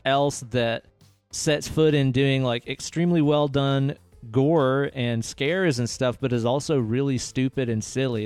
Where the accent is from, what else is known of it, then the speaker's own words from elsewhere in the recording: Knoxville, Tennessee, United States; We grew up in the Knoxville music scene, playing music together with our old bands